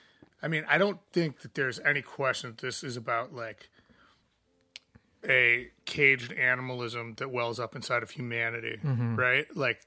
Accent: Chicago, Illinois, United States; also born or lived in Missouri; I'm from Missouri. Yeah. Like, that's not far from where I grew up when I was real little, before I moved to Chicago. I moved here when I was 10, so... I mean, I basically grew up here, but, you know, like, I still feel like a ancestral home there.

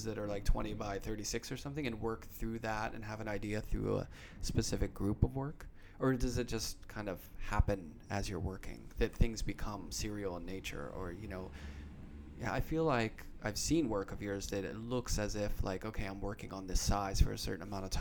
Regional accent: Pittsburgh, Pennsylvania, United States; moved away; I grew up in Pittsburgh

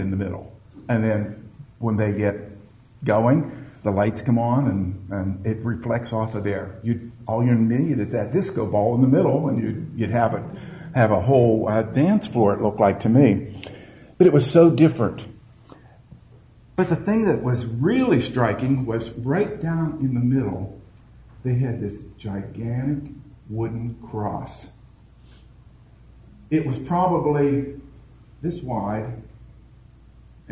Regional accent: Marianna, United States; I'm from Marianna, which most of you know, which is a little podunk place

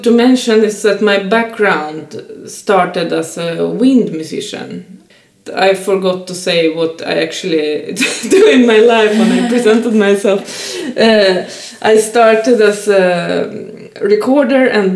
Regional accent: Saint Petersburg, Russia; now in Stockholm, Sweden; I'm a female musician and born and raised in St. Petersburg, but now living in Stockholm

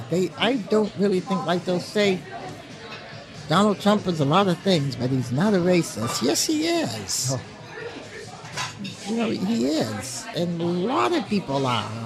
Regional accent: Portsmouth, New Hampshire, United States; being born and raised in Portsmouth

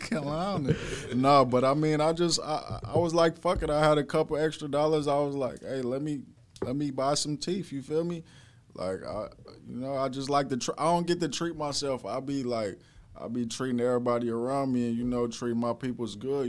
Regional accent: Minnesota, United States; I'm from Minnesota

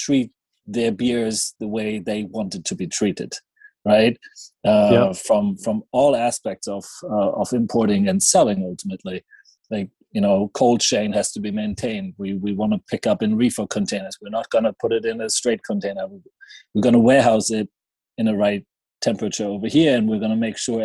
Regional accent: Schwelm, North Rhine-Westphalia, Germany; moved away; I started importing my hometown beer in Germany, where I went to school in the city of Schwelm, close to Düsseldorf and Cologne.

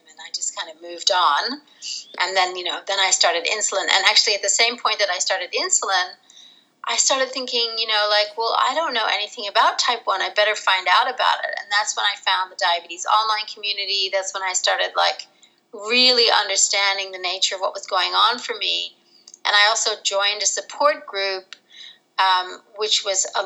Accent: Rochester, New York, United States; moved away as an adult; also born or lived in Netherlands; now in Australia; I'm actually American, but I was born in Holland and I grew up in Rochester, New York. And then I moved to Australia when I was 18.

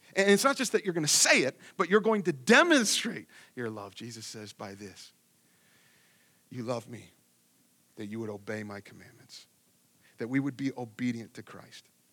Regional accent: Ohio, United States; moved away; I grew up in Ohio where it was at nothing, so it's just super flat

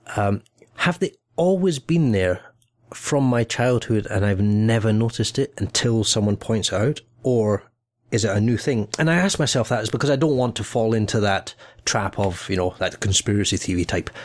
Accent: Scotland, United Kingdom; born or raised there; also born or lived in England

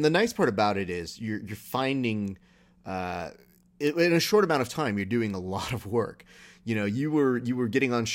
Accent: Hacienda Heights, California, United States; I'm from Hacienda Heights. So I know that little world.

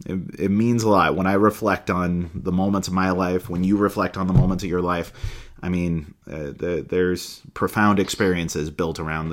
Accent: Manila, Metro Manila, Philippines; born there; also born or lived in New Delhi, India; I was born in Manila, Philippines. I lived in New Delhi, India for a while.

